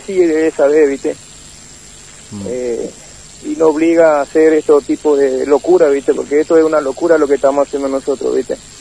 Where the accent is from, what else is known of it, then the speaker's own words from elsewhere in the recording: Formosa, Argentina; moved away as an adult; allá en Formosa somos vendedores ambulantes nosotros